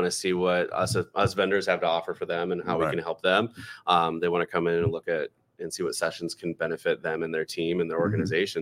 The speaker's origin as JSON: {"language": "English", "region": "Iowa", "country": "United States", "said": "I'm from Iowa."}